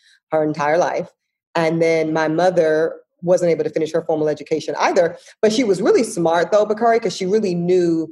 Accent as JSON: {"language": "English", "town": "Charlotte", "region": "North Carolina", "country": "United States", "tie": "born or raised there", "also_born_or_lived": "Amite, Louisiana", "said": "I grew up in Charlotte. Yeah, so I grew up in Charlotte, okay. But I was born in Amite, Louisiana"}